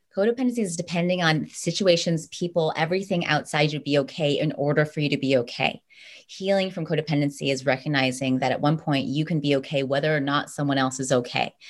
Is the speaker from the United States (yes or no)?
yes; United States; I was born here. I'm American